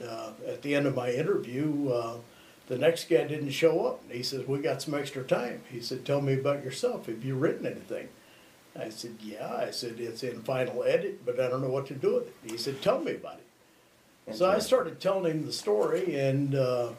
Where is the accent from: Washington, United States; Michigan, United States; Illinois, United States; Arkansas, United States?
Illinois, United States; outside of Quincy, central; moved away; I grew up outside of Quincy about an hour